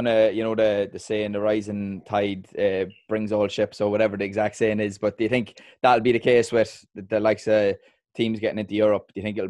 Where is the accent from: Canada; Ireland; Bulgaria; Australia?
Ireland; Dundalk, Leinster; moved away as an adult; now in London, United Kingdom; I've been living in London for 4 years. I'm from Dundalk